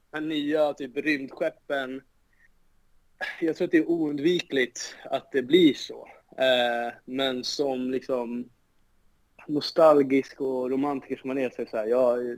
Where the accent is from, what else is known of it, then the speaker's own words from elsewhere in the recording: Solna, Stockholm County, Sweden; Alltså jag är uppvuxen på Råsunda